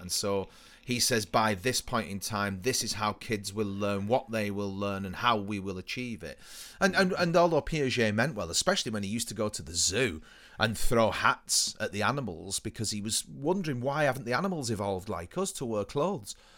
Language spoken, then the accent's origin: English; United Kingdom; we are British